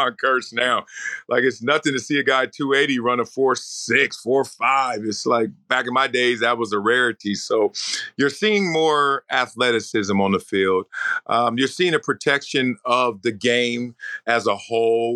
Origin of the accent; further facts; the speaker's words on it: Compton, California, United States; I'm a kid from a bad neighborhood. I'm from Compton. I'm from South Central